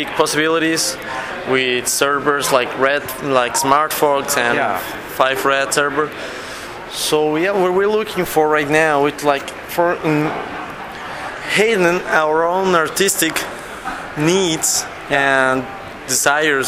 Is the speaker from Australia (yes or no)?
no; Mexico; we're actually from Mexico